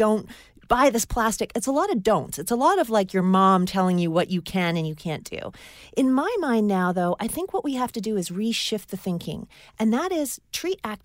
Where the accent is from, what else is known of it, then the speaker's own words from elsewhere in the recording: Hong Kong; moved away; when I was growing up in Hong Kong, we had 7-Eleven.